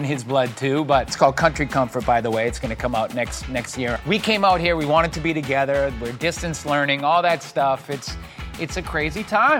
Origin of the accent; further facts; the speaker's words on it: Boston, Massachusetts, United States; also born or lived in New York City; now in Los Angeles, United States; my hometown in Boston